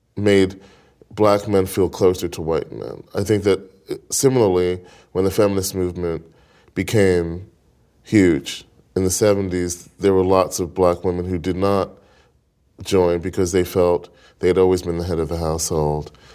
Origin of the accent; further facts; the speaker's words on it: New York City, New York, United States; I grew up in Brooklyn